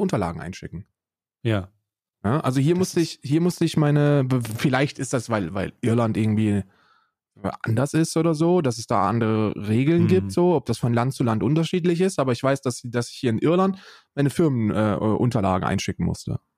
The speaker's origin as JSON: {"language": "German", "country": "Germany"}